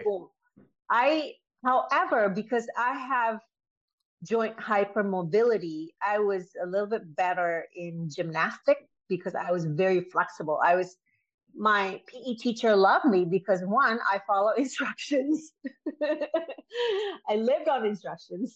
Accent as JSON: {"language": "English", "country": "Indonesia", "tie": "born or raised there", "moved": "yes", "said": "I was born and raised in Indonesia"}